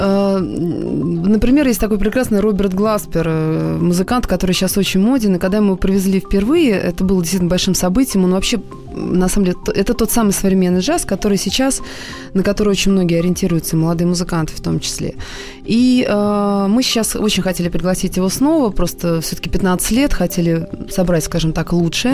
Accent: Moscow, Russia; я сама москвичка

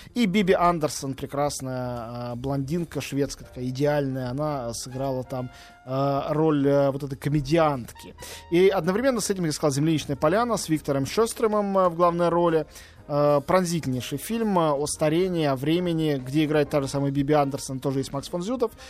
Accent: Russia; я, единственный из России

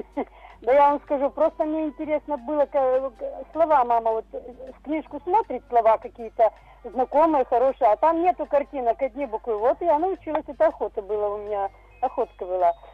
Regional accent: near Perm, Perm Krai, Russia; moved away; мы не в самом Перми, не в самой Перми жили, мы жили в Леспромхозе

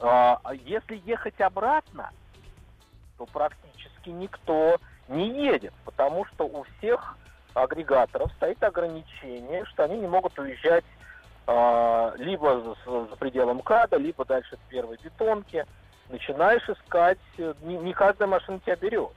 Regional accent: Moscow, Russia; moved away as an adult; now in Moscow Oblast, Russia; я из Москвы, но сейчас живу в, в Подмосковье

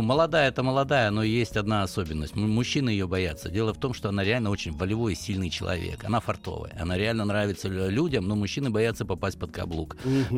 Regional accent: the Urals, Chelyabinsk Oblast, Russia; я с Урала, из Челябинской области

